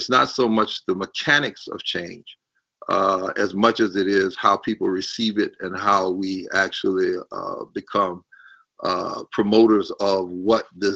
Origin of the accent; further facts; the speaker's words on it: Orangeburg, South Carolina, United States; I grew up in Orangeburg, South Carolina